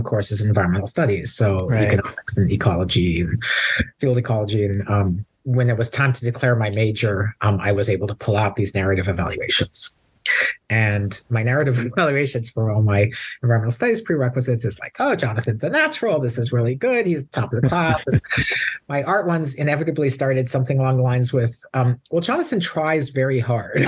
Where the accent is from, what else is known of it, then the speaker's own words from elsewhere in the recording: Oahu, Hawaii, United States; Born and raised on Oahu, my parents moved to Hawaii as settlers in 1950